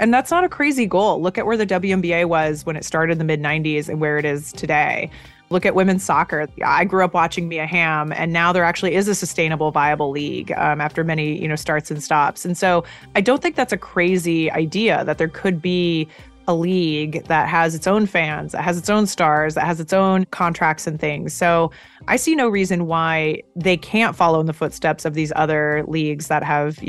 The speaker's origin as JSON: {"language": "English", "town": "Eugene", "region": "Oregon", "country": "United States", "tie": "born or raised there", "said": "I grew up in Eugene, Oregon. Football is part of life."}